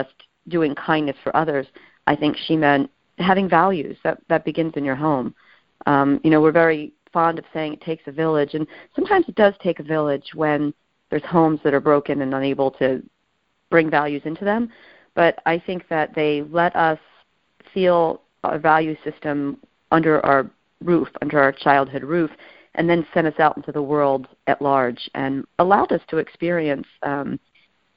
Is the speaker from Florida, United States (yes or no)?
no; Hilltown, Pennsylvania, United States; I grew up in Bucks County. We're in suburban Philadelphia.